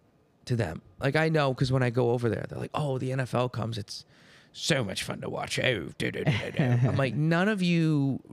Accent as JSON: {"language": "English", "region": "Ohio", "country": "United States", "said": "Hi, yeah, I'm the new kid. I'm from Ohio, yada, yada, yada."}